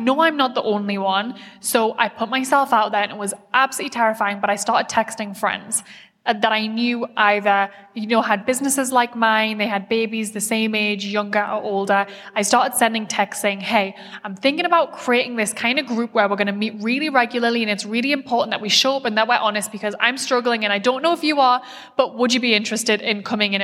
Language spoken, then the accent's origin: English; United Kingdom; I'm very British